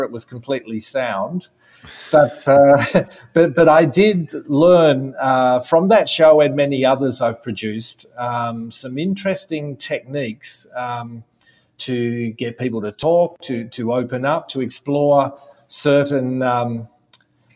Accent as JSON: {"language": "English", "region": "Tasmania", "country": "Australia", "tie": "born or raised there", "also_born_or_lived": "Melbourne, Victoria", "moved": "yes", "said": "Grew up in Tasmania"}